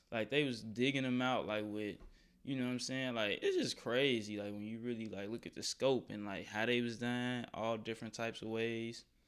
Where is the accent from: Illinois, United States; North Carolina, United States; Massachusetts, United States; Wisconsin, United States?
Illinois, United States; Chicago; growing up in Chicago, yeah, in Chicago